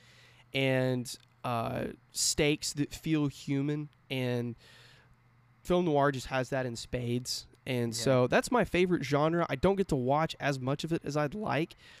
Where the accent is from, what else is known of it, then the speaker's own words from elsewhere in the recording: California, United States; moved away; I grew up in California. I lived there about 12 years.